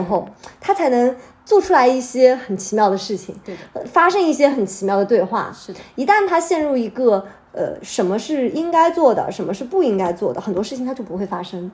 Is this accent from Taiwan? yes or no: no; Hangzhou, Zhejiang, China; now in Shanghai, China; 我家乡在杭州嘛，杭州是三面环山